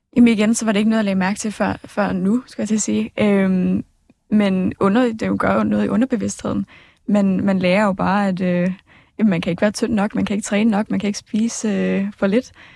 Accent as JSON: {"language": "Danish", "town": "Smørum", "region": "Capital Region of Denmark", "country": "Denmark", "said": "jeg kommer fra Smørmag"}